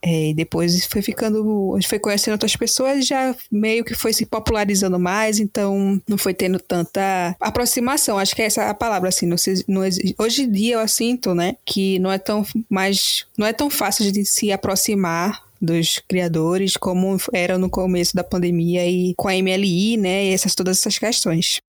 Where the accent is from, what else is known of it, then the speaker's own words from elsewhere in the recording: Pernambuco, Brazil; also born or lived in Recife; sou recifense, pernambucana. Eu prefiro dizer que sou pernambucana porque já vivi no interior, já na, vi, nasci na capital, mas vivi no interior.